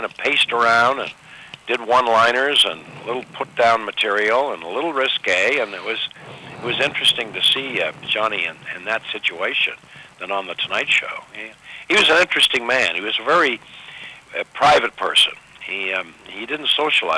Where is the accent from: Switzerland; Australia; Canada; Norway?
Canada; Ottawa, Ontario; moved away as an adult; Ottawa, my hometown